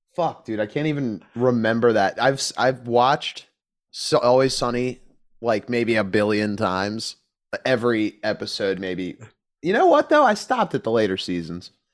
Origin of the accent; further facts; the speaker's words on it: Philadelphia, Pennsylvania, United States; I'm from Philly, you know, it's not, it doesn't get that cold.